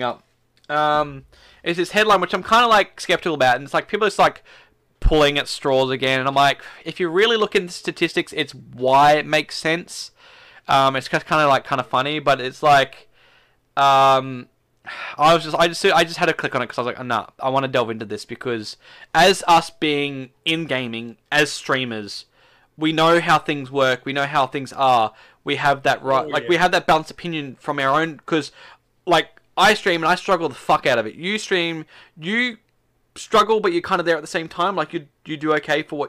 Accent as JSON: {"language": "English", "country": "Australia", "said": "as an Aussie."}